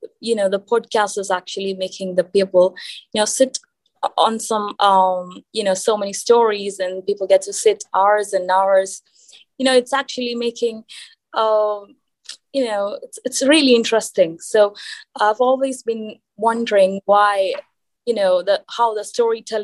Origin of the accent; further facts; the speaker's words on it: India; now in Qatar; I'm an Indian